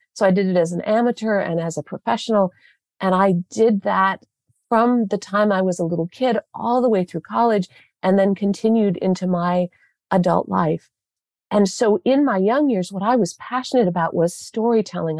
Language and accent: English; southwestern Michigan, United States; I grew up in southwestern Michigan